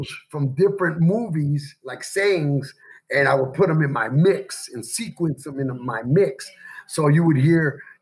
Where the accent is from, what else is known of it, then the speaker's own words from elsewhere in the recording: Chicago, Illinois, United States; also born or lived in Indiana; now in Henderson, United States; I'm from Chicago